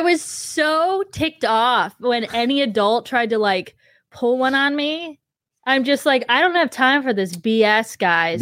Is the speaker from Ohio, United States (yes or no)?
yes; Ohio, United States; I grew up in Ohio